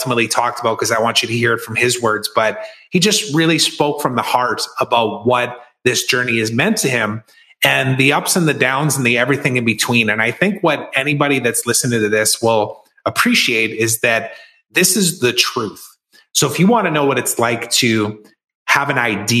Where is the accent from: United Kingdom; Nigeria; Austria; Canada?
Canada; Saskatchewan; my hometown of Saskatoon, Saskatchewan